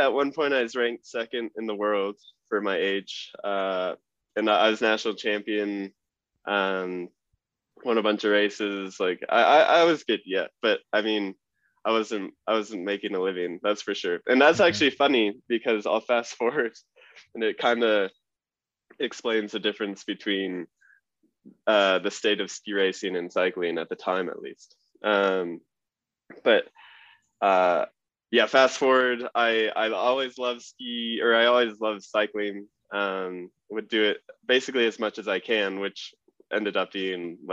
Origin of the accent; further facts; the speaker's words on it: Vail, Colorado, United States; I grew up in Vail, Colorado